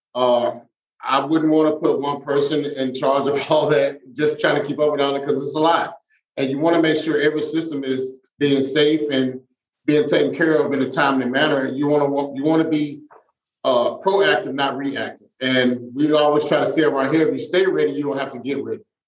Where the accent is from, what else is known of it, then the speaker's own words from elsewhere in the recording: Mississippi, United States; moved away; I'm from Mississippi